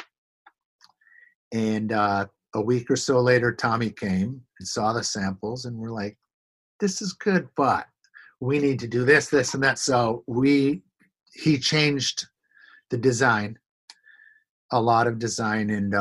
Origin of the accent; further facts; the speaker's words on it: Elmira, New York, United States; moved away; We grew up in Elmira, which is next to Watkins Glen